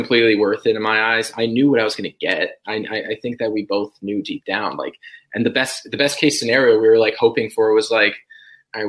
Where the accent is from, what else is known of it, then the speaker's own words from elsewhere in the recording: New Jersey, United States; moved away as an adult; now in Nashville, United States; I really want to show her my hometown